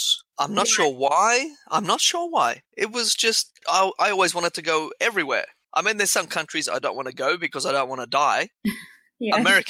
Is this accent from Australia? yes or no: yes; Australia; Australia is a bit different to, I think, some other countries, is because here, because we were